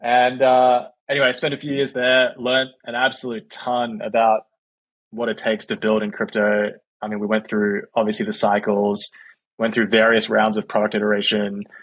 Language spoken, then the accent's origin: English; Australia; moved away as an adult; also born or lived in San Francisco, United States; now in United States; I'm from Australia